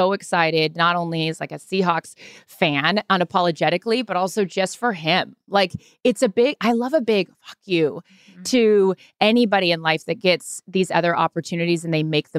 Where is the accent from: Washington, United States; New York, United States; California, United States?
Washington, United States; Seattle; I'm from Seattle